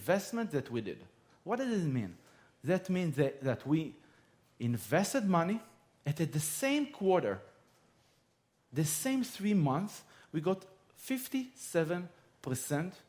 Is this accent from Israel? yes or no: yes; Israel; I'm from Israel.